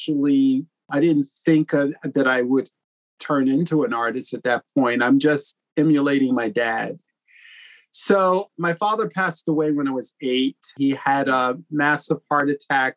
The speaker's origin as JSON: {"language": "English", "town": "Philadelphia", "region": "Pennsylvania", "country": "United States", "tie": "born or raised there", "said": "I was born in Philadelphia to two really great parents"}